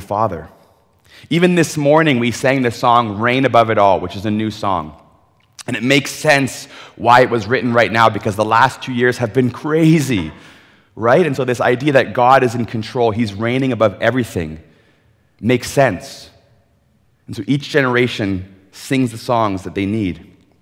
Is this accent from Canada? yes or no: yes; Ontario, Canada; moved away as an adult; now in British Columbia, Canada; I grew up in Ontario